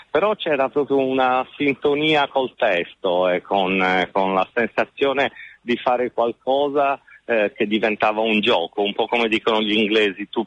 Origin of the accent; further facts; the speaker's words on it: Sardinia, Italy; E poi c'è un altro valore per me, forse da sardo, è che le parole di Shakespeare che mette in bocca a Calibano sul senso in qualche modo di un'isola espropriata sono parole che suonano ancora oggi